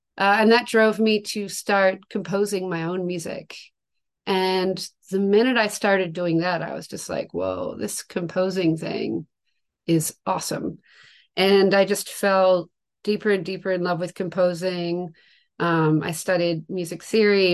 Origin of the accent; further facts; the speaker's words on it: Tasmania, Australia; moved away; I'm from from Tasmania, Australia. That's where I grew up, and I spent most of my young life in Australia